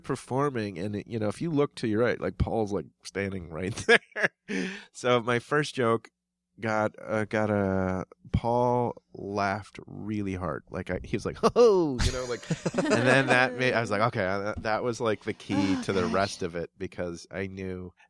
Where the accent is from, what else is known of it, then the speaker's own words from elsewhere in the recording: Minnesota, United States; I'm from Minnesota